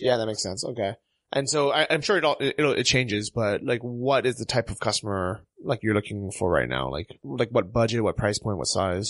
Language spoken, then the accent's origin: English; United States; moved away; as an American